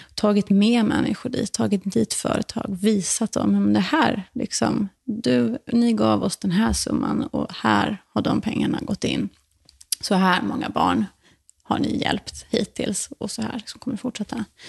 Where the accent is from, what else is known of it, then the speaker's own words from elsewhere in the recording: Borresta, Skåne, Sweden; moved away; also born or lived in New York, United States / Dominican Republic / Stockholm, Sweden; gården där jag växte upp, som heter Borresta, ligger norr om Österlen